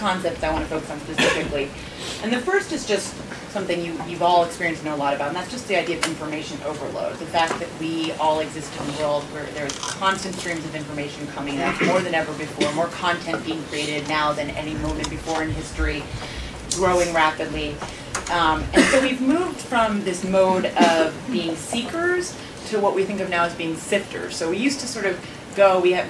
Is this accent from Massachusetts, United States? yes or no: yes; Boston, Massachusetts, United States; now in Washington, D.C., United States; I'm a Bostonian, and I live in D.C. now